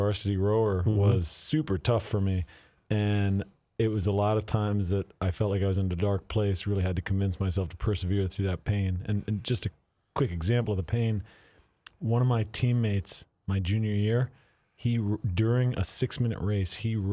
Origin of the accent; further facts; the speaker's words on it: Grand Forks, North Dakota, United States; moved away as an adult; also born or lived in East Coast; now in Minneapolis, United States; growing up in Grand Forks, I was actually an overweight teen